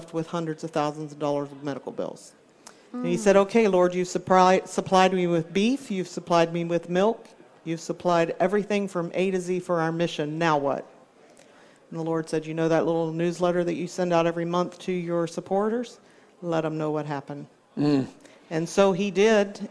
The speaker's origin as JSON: {"language": "English", "area": "Hampton Roads", "region": "Virginia", "country": "United States", "tie": "born or raised there", "said": "Hampton Roads, Virginia, my hometown"}